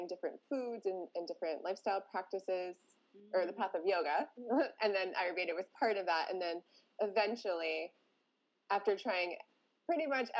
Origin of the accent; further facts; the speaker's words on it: Gulf Coast of Florida, United States; moved away as an adult; also born or lived in Northeast United States; I'm on the Gulf Coast of Florida, so back in my hometown after living in the Northeast of the United States for 15 years